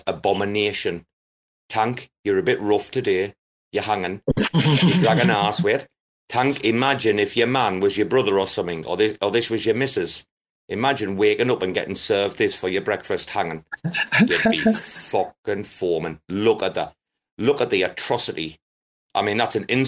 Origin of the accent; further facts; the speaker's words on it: Sunderland, North East England, United Kingdom; I'm from Sunderland